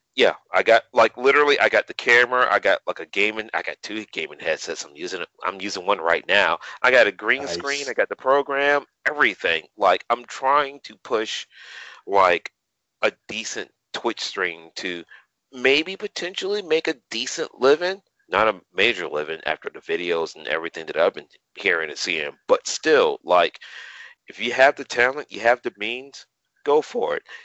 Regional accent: Savannah, Georgia, United States; to perform in front of my hometown, in front of my peeps

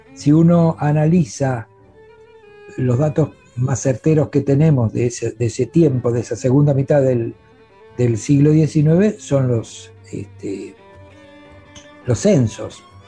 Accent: Avellaneda, Buenos Aires Province, Argentina; nacimos en Avellaneda, vivimos en Avellaneda

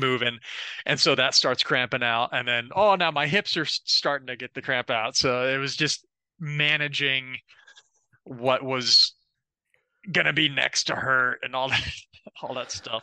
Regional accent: Florida, United States; I'm also from Florida too

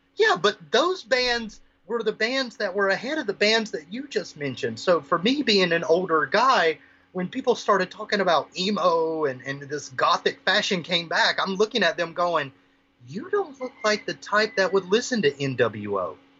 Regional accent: the South, United States; now in Maui, United States; I'm from the 50th state now. I'm originally from the South

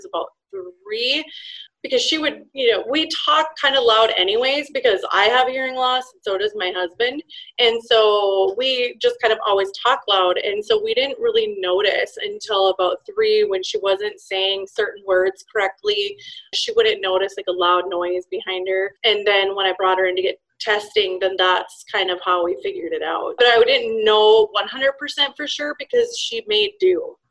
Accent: Minnesota, United States; I am from Minnesota

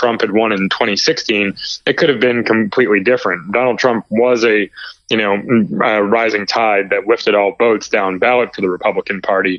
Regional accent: Chicago, Illinois, United States; now in Northern Virginia, United States; I'm in the Northern Virginia area, originally from the suburbs of Chicago

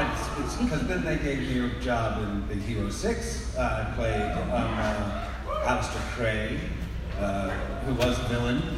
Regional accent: Texas, United States; Where I grew up in Texas

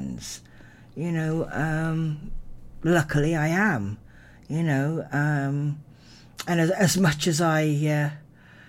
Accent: Narberth, Wales, United Kingdom; growing up in Narberth. I was in Narberth Primary and then Narberth Secondary

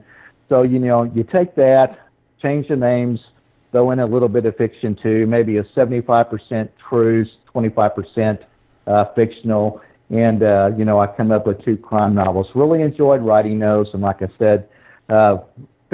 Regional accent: Missouri, United States; moved away as an adult; also born or lived in Texas; I actually came back to Missouri pretty close to 2009 when I returned.

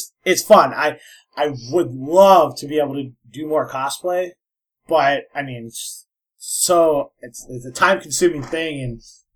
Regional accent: Minnesota, United States; I'm from Minnesota

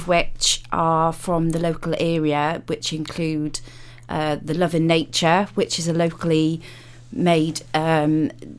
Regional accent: London, United Kingdom; moved away; I grew up in London, so in the West End for some of my childhood.

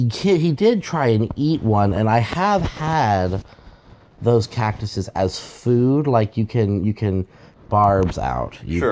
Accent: Texas, United States; up in Texas. I grew up in {S1} Right. {S2} Central Texas in the Hill Country, and we have the stake cactuses there

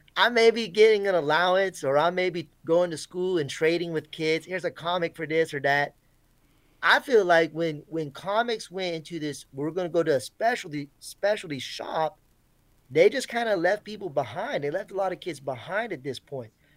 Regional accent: Florida, United States; I grew up in Florida

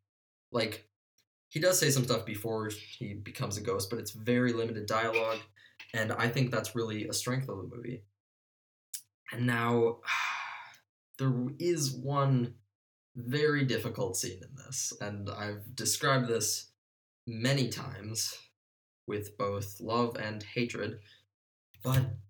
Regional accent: Milwaukee, Wisconsin, United States; we're from Milwaukee.

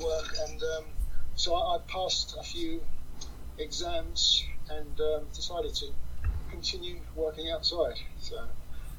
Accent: Sussex, South East England, United Kingdom; I'm from Sussex in the UK.

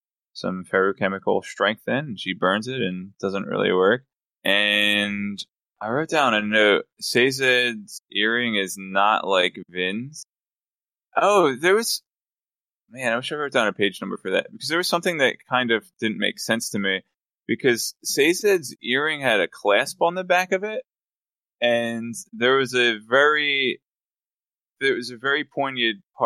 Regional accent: Philadelphia, Pennsylvania, United States; I'm from Philly

